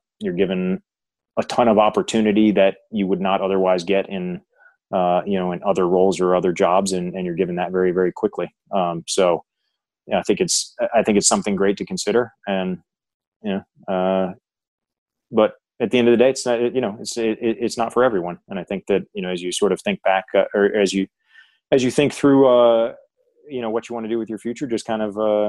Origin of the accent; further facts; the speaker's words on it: United States; Being an American sitting in the UK, it's just a different world in terms of.